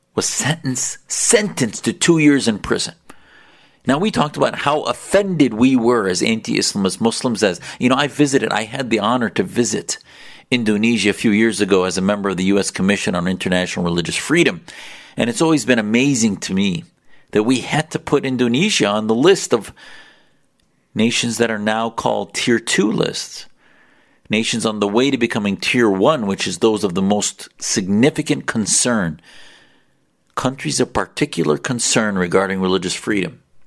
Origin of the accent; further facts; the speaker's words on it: United States; I was blessed to have parents that came to this country to allow me to grow up free